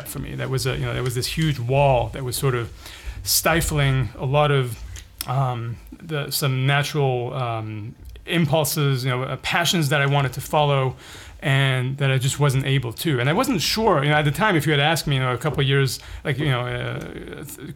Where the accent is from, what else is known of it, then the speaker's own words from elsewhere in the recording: Paris, Île-de-France, France; moved away as an adult; also born or lived in Lebanon / Bay Area, California; now in California, United States; I ended up growing up in Paris for the next 15 years.